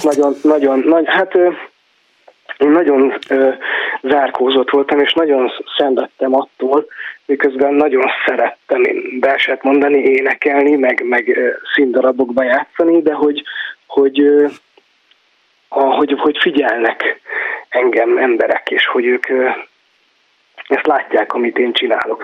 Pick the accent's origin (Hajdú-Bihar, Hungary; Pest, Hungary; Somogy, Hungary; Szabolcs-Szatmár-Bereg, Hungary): Szabolcs-Szatmár-Bereg, Hungary; Záhony; moved away as an adult; ott nőttem föl, és hát 20 valahány évet éltem ott